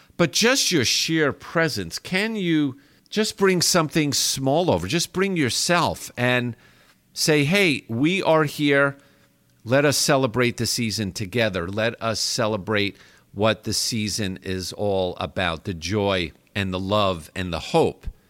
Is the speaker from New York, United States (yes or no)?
yes; New York, United States; moved away as an adult; now in Texas, United States; I grew up in New York